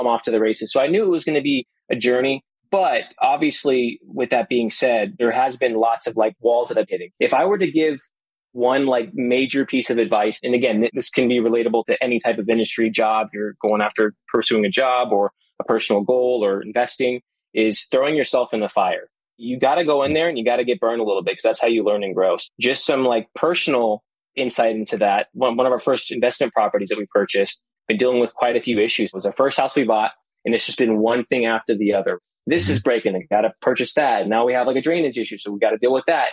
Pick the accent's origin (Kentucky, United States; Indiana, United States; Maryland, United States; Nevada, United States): Nevada, United States; Las Vegas; moved away as an adult; now in Orlando, United States; I was born and raised in Las Vegas